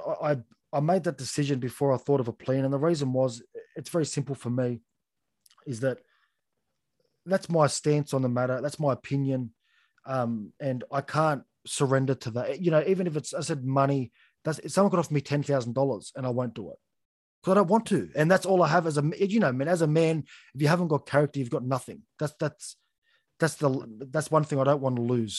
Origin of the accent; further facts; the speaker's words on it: Australia; as an Australian